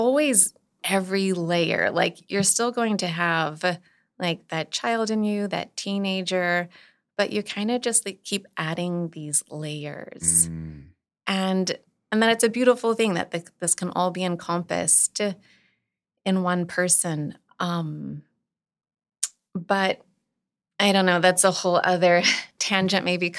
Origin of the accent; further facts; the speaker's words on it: Eunice, Louisiana, United States; also born or lived in Northeast US; I was born and raised in Eunice, but got some cultivation in the Northeast. I feel like in the Northeast is where I really got like my voice.